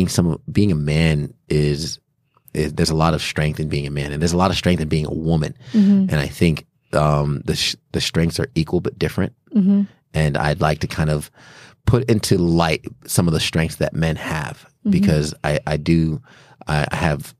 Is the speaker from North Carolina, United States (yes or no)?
no; New York, United States; born there; Yeah, I was born in New York.